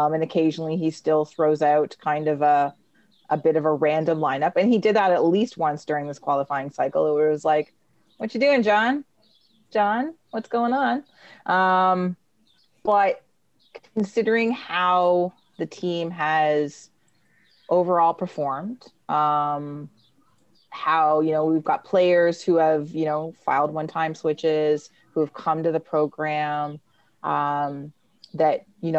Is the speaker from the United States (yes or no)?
no; Canada; And being Canadian soccer supporters and having had that affect Canadian soccer at least once or many, many times in the past.